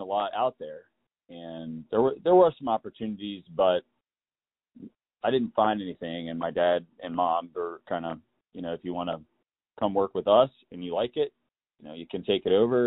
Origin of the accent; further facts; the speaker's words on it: Raleigh, North Carolina, United States; from Raleigh, North Carolina